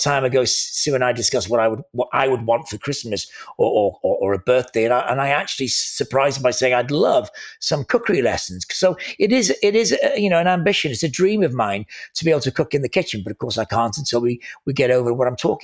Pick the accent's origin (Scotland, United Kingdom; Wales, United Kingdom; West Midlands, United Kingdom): Wales, United Kingdom; I am a Welshman